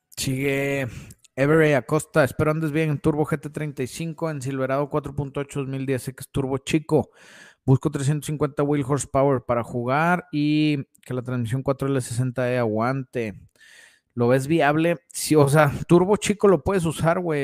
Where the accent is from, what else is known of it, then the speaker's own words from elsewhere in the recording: Saltillo, Coahuila, Mexico; Estamos en Saltillo, Coahuila y de aquí soy